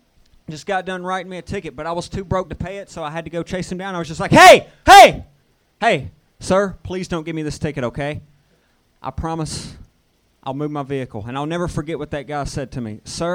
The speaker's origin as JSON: {"language": "English", "region": "the South", "country": "United States", "moved": "yes", "said": "I'm from the South."}